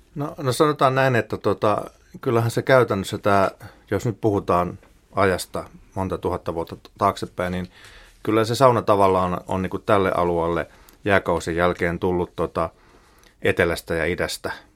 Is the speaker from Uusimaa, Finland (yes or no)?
no; Ostrobothnia, Finland; Pohjanmaalta, mistä itse olen kotoisin